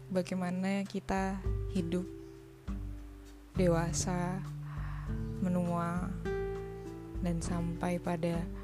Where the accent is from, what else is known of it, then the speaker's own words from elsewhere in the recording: Java, Indonesia; Ya seperti namanya memang saya asli orang Jawa.